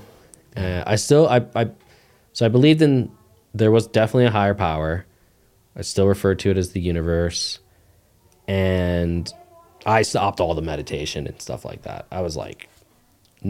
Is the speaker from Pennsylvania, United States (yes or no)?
yes; Poconos, Pennsylvania, United States; born or raised there